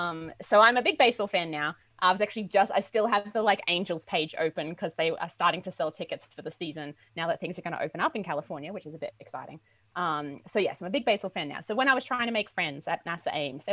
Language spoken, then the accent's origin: English; Australia; now in United States; So I'm from Australia. I don't know if your listeners can tell my accent anymore because I've been here for a while now. I'm a huge cricket fan. I grew up on cricket.